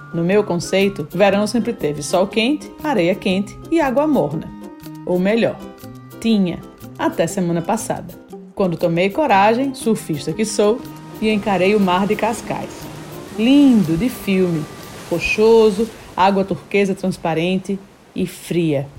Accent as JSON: {"language": "Portuguese", "town": "Natal", "region": "Rio Grande do Norte", "country": "Brazil", "tie": "born or raised there", "said": "Nasci em Natal, na maternidade Januário Cico. em Natal cresci"}